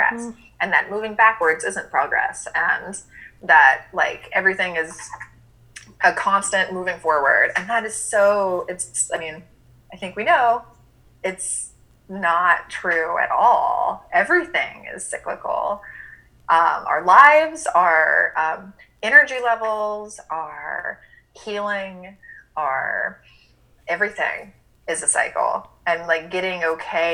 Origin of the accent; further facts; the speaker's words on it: Birmingham, Alabama, United States; I grew up in Birmingham, Alabama, had to go to church every Sunday